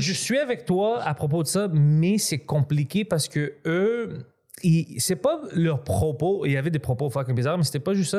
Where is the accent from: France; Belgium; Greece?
Greece; je suis grec